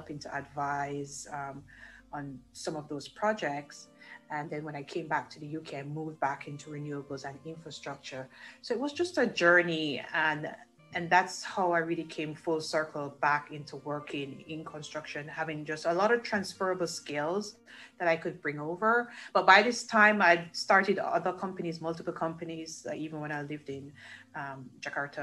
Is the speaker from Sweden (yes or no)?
no; Jamaica; I grew up in Jamaica, that's where I'm from.